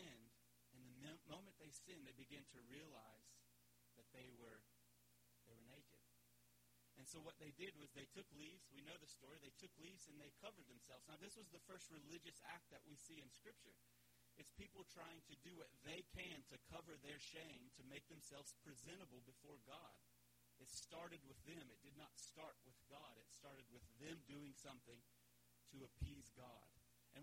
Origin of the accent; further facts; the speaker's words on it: West Virginia, United States; moved away as an adult; also born or lived in South Carolina / Mozambique; now in Mocimboa da Praia, Mozambique; I was born in South Carolina, grew up in West Virginia